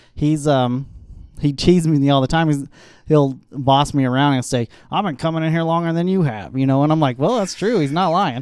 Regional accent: Aurora, United States; I grew up in Aurora

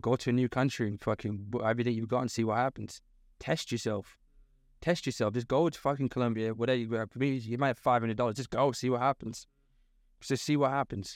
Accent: the north of England, United Kingdom; moved away; also born or lived in London; I'm from the North

